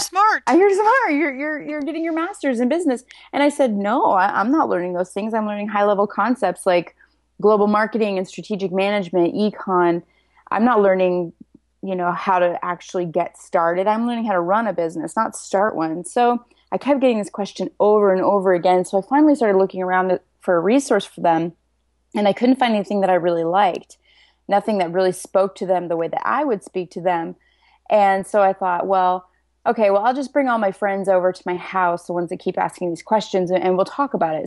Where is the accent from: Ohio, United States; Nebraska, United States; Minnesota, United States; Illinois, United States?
Nebraska, United States; moved away as an adult; now in San Diego, United States; I'm from Nebraska, and I live in San Diego now. So I moved out here about 12 years ago